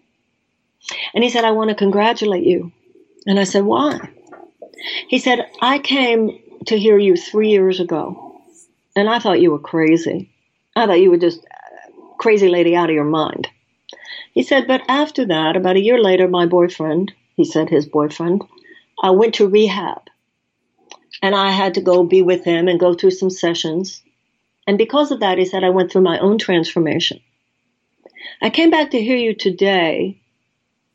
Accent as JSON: {"language": "English", "country": "United States", "said": "as an American woman"}